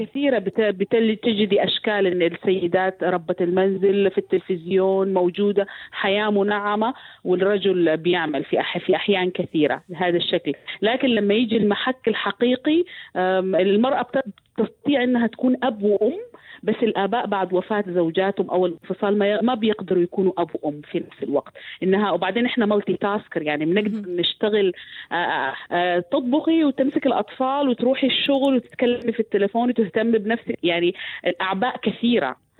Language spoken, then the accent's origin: Arabic; Sudan; عندنا في السودان